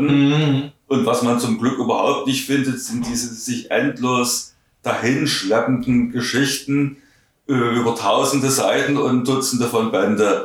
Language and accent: German; Saxony, Germany; accent: Saxon; Ich spreche nach wie vor Russisch mit einem äh, deutlichen Akzent. Mhm. Nicht mit einem deutschen Akzent, sondern mit einem sächsischen Akzent